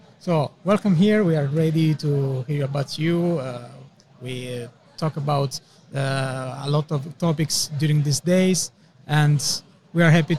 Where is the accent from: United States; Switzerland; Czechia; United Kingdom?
Switzerland; we come from Switzerland